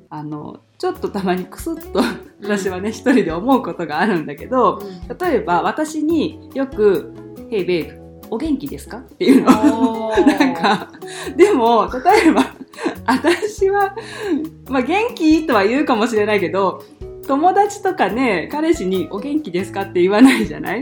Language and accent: Japanese; Japan; now in United States; 私は日本人